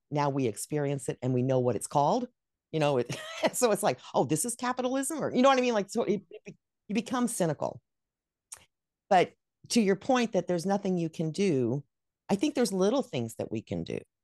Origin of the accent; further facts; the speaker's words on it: Dallas, Texas, United States; moved away; also born or lived in New Mexico / Rochester, New York; I was raised in Dallas, which, I mean, they have, they had winters back then.